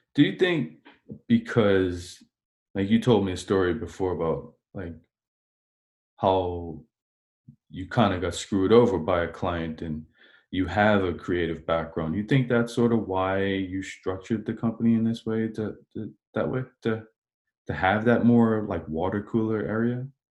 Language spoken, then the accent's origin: English; Bermuda; now in Canada; I'm from Bermuda, and in Bermuda, we pronounce it doling